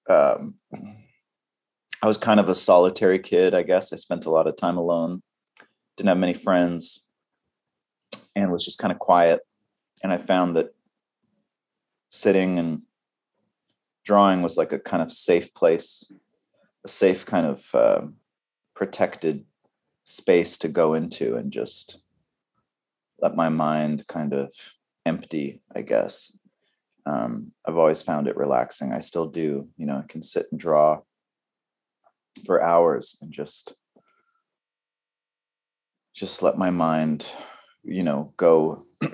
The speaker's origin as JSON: {"language": "English", "area": "Vancouver Island", "region": "British Columbia", "country": "Canada", "tie": "born or raised there", "also_born_or_lived": "Montreal", "moved": "yes", "said": "We grew up in on the west coast of Canada, on Vancouver Island"}